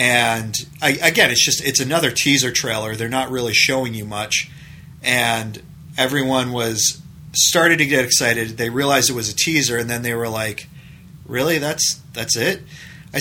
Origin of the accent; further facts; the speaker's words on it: New England, United States; I grew up in New England.